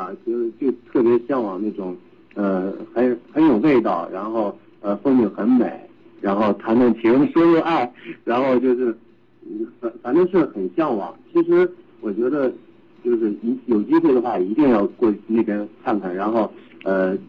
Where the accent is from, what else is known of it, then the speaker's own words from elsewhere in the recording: Shijiazhuang, Hebei, China; 我是河北石家庄人。